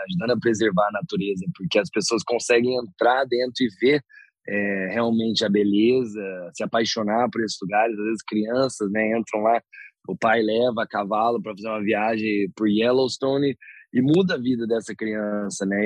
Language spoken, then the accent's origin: Portuguese; interior of São Paulo, Brazil; moved away; also born or lived in Canada; Eu sou do interior de São Paulo